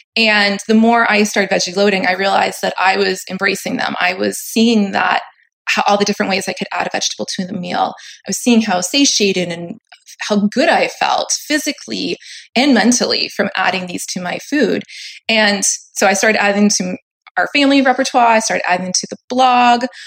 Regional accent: Maine, United States; now in Southern California, United States; I live in Southern California at the moment. But as you said, I grew up in Maine

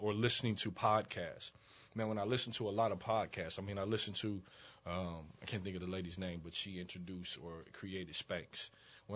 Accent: Dayton, Ohio, United States; moved away as an adult; also born or lived in Chicago, Illinois; I was born in Dayton, Ohio. Grew up in Dayton, Ohio

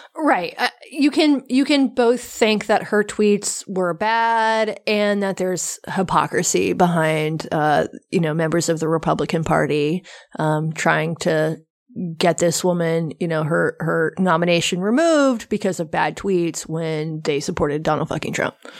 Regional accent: the South, United States; I grew up in the South in the eighties and nineties

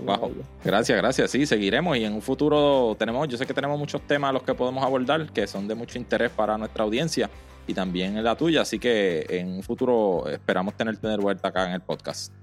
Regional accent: Mayagüez, Puerto Rico; yo soy del área de Mayagüez, Mayagüez en Puerto Rico, eso queda al oeste

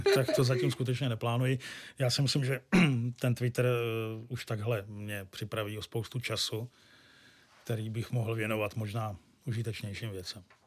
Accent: Pardubice, Pardubice Region, Czechia; now in Hradec Králové, Czechia; Já jsem rodilý Pardubák, no Pardubičan přesně a do Hradce Králové jsem se přestěhoval

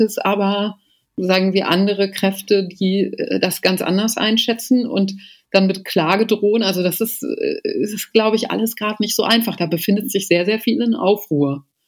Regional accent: Germany; also born or lived in Potsdam / Athens; bei uns in Deutschland

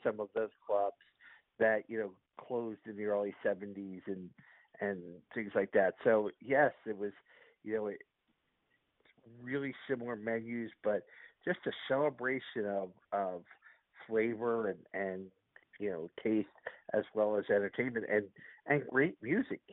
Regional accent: Philadelphia, Pennsylvania, United States; growing up in Philadelphia

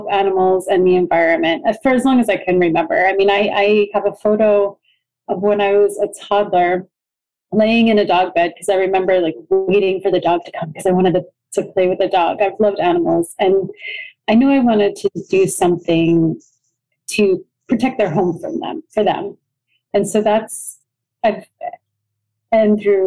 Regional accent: New York, United States; moved away as an adult; now in Rome, Italy; I'm born and raised in New York, not too far from New York City

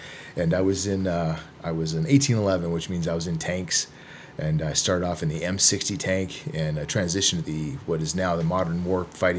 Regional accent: Vancouver, British Columbia, Canada; also born or lived in California / San Diego / Arizona; now in Phoenix, United States; And I grew up in the Great White North up in Canada in Vancouver, British Columbia.

